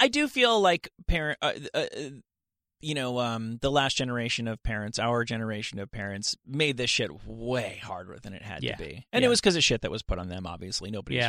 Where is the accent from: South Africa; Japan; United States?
United States; New Jersey; Suburban New Jersey.